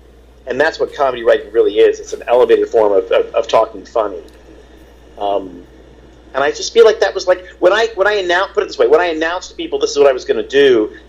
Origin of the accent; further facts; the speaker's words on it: Baltimore, Maryland, United States; born there; I sort of grew up kind of all over. I was born in Baltimore, and then we lived in Europe for a little bit, and then when we moved back to the States